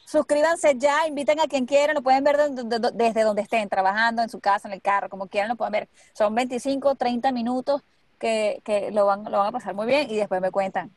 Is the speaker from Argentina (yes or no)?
no; Maracay, Aragua, Venezuela; moved away as an adult; now in United States; cuando yo recién llegué aquí, era difícil conseguirme gente de Maracay